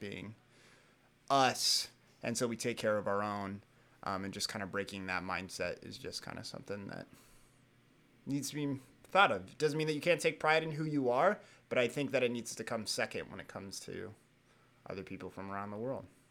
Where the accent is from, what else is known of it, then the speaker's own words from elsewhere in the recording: United States; I am an American, like, that's part of who I am. That's where I'm from.